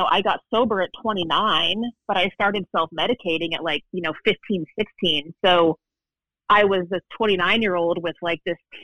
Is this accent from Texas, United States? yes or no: yes; Waco, Texas, United States; moved away as an adult; also born or lived in Northern California; now in New York City, United States; I am originally from Northern California, but mom and I moved to Waco when I was 8. So I pretty much grew up in Waco.